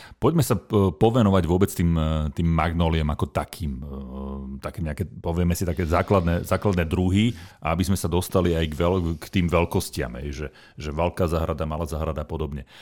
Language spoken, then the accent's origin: Slovak; Nová Baňa, Banská Bystrica Region, Slovakia; som pôvodom z Novej Bane, mhm. malebného banského mestečka na strednom Slovensku